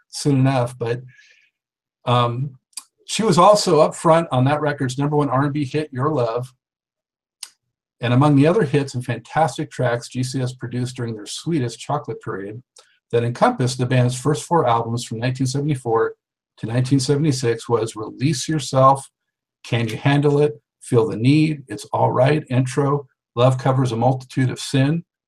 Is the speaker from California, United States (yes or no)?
yes; Los Angeles, California, United States; born or raised there; moved away as an adult